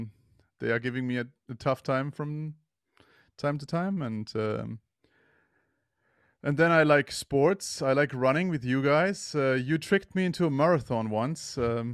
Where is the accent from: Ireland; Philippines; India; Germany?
Germany; I am from Germany.